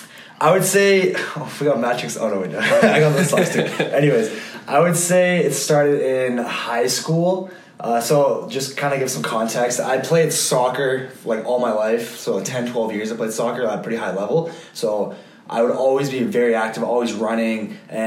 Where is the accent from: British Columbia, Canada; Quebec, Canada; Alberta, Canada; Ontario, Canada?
Alberta, Canada; Calgary; also born or lived in Switzerland / London; obviously I grew up here in Calgary